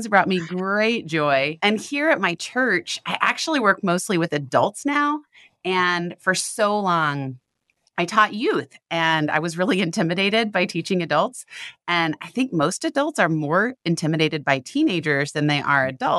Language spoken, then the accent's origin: English; the Bible Belt, United States; I grew up in the Bible Belt